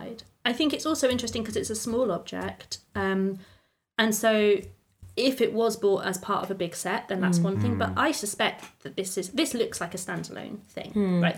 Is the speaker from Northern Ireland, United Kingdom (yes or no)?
no; Lincolnshire, East Midlands, United Kingdom; I'm from Lincolnshire